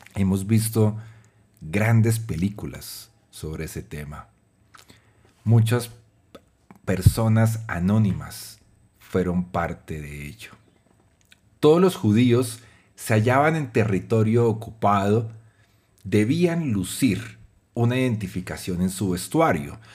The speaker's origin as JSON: {"language": "Spanish", "country": "Colombia", "said": "psicólogo y publicista colombiano"}